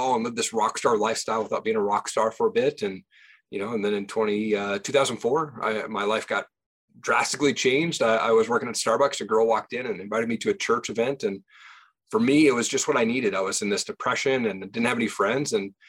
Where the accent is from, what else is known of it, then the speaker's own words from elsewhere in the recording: Tri-Cities, Washington, United States; moved away as an adult; also born or lived in Seattle, Washington; now in Idaho, United States; Yeah, I grew up in Tri-Cities, Washington.